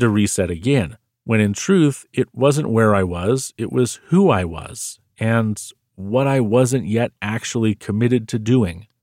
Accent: United States; I'm American

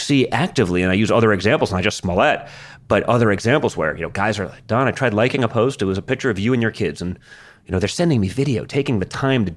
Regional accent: New York City, New York, United States; moved away; I'm the guy from New York City. It may not be where I spend much of my time or where I hang out, but I'm from there

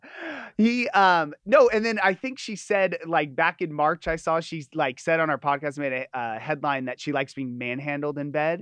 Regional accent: Los Angeles, California, United States; also born or lived in Hermosa Beach; I'm not from Orange County. I'm from L

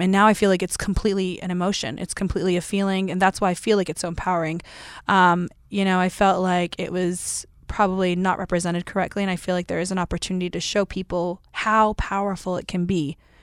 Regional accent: Tennessee, United States; I grew up in Tennessee

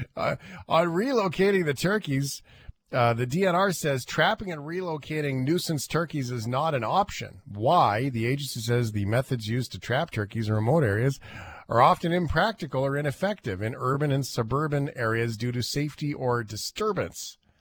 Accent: Canada; we're Canadian

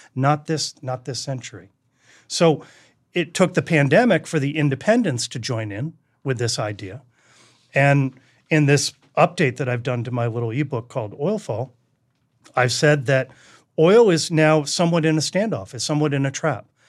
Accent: Duxbury, Massachusetts, United States; I grew up in New England

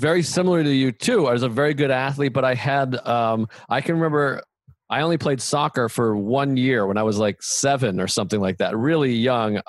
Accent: Boston, Massachusetts, United States; growing up in Boston, where there was so much value put on how tough you are and if you could fight

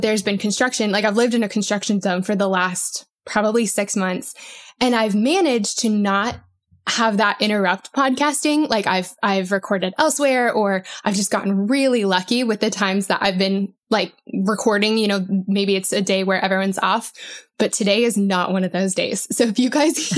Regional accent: Colorado, United States; I grew up in Colorado and it would snow, you know, a lot there

